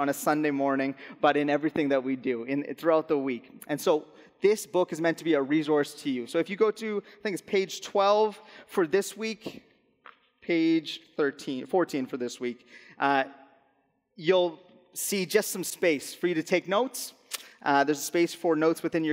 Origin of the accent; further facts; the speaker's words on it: Alberta, Canada; moved away as an adult; I'm originally from Alberta. We moved out here in the summer of 2017.